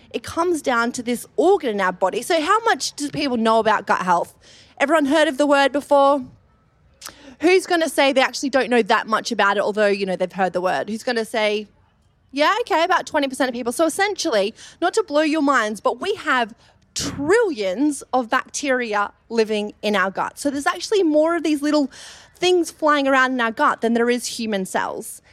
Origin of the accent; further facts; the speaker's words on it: Australia; accent: Australian; moved away as an adult; now in London, United Kingdom; I moved over from Australia, you may have picked up my Australian accent